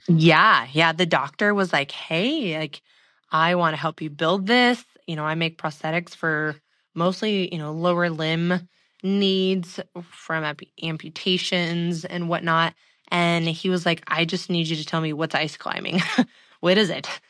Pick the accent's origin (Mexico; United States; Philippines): United States; the Northwest, Pacific Northwest; growing up in the Northwest